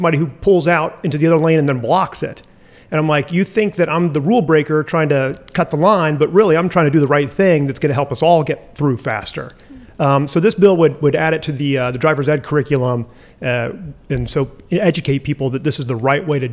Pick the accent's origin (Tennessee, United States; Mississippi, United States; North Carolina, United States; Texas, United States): North Carolina, United States; Asheville; the city of Asheville, and that's my hometown. That's where I grew up.